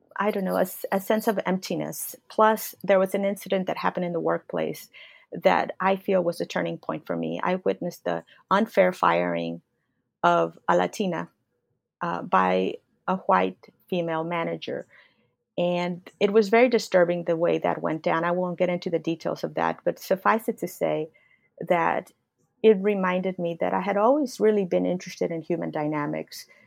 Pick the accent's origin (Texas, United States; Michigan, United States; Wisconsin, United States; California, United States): Texas, United States; Laredo; born or raised there